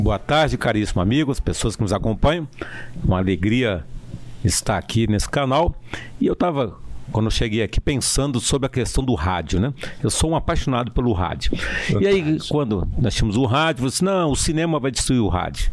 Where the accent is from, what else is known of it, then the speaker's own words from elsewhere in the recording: Brasília, Federal District, Brazil; Eu, eu nasci em Brasília, mas a minha família toda é do estado do Piauí